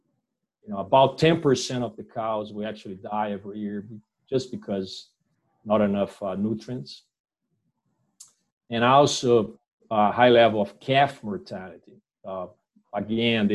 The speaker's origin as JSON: {"language": "English", "country": "Brazil", "also_born_or_lived": "São Paulo, Brazil", "moved": "as an adult", "lives_now": "Queensland, Australia", "said": "I'm from Brazil"}